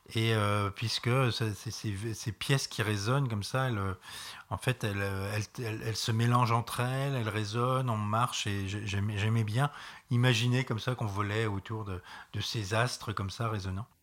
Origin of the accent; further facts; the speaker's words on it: Reims, Grand Est, France; je viens de Reims